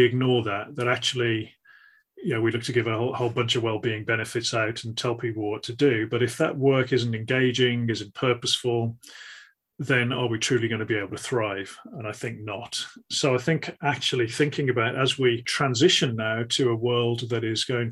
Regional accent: the Midlands, England, United Kingdom; a lad growing up in the Midlands in England

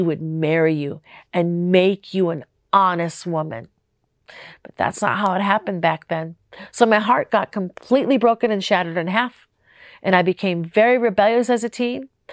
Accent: Minneapolis, Minnesota, United States; moved away; also born or lived in Las Vegas; I'm from Minnesota

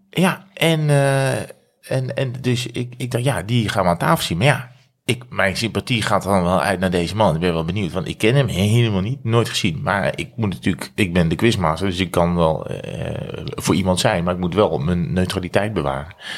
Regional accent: Breda, North Brabant, Netherlands; uiteindelijk naar Breda, waar ik geboren

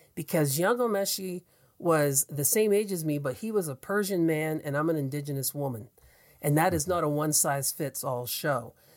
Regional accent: Atlantic Canada, Canada; accent: Atlantic Canadian; I'm an Atlantic Canadian, and when you hear me talk, you know I'm from Atlantic Canada.

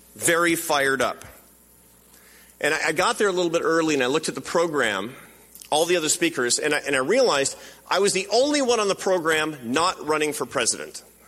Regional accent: Seattle, Washington, United States; Because it's my hometown

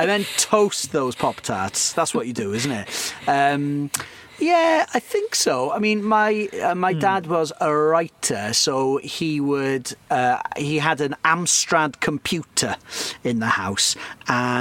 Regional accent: Cardiff, Wales, United Kingdom; growing up in Cardiff in the mid to late 90s, you might well have ended up at one of my Houdini parties

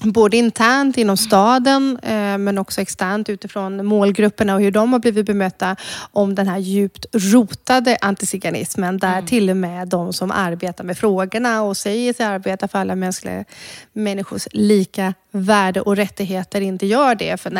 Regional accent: Croatia; now in Sweden; vart är du ifrån egentligen? Ja, nej, men jag är från Kroatien, men Ska man berätta då att man är rom?

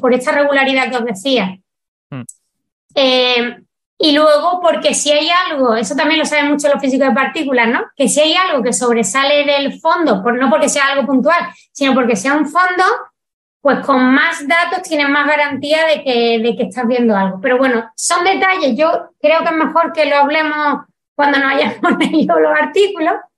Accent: Spain; soy española y sé cómo se traducen las cosas en español

